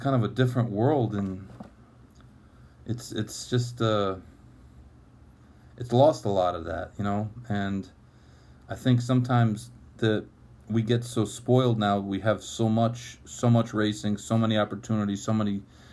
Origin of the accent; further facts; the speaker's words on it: Saratoga Springs, New York, United States; also born or lived in Albany, New York; I grew up in Saratoga